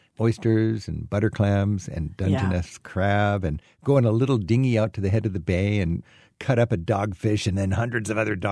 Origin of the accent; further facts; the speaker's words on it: Sucia Island, Washington, United States; I grew up on Susha Island, which it's a state park, and you can only get there with your own boat, right?